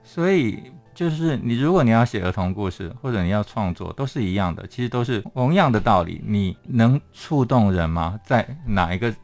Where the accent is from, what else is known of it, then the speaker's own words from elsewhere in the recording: Hsinchu, Taiwan; 我是新竹人